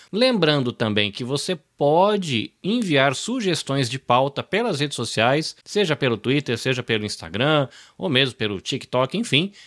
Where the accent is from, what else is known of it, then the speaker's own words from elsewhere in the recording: near Campinas, interior of São Paulo, Brazil; also born or lived in Salvador, Bahia; now in Japan; Eu morei, cresci no interior de São Paulo, inclusive pé de Campinas. Uhum. Eu sou nascido em Salvador, na Bahia, mas cresci de pé de Campinas